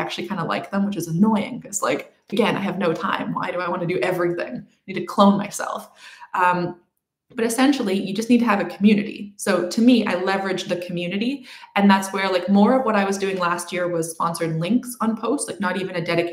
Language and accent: English; Canada; I'm Canadian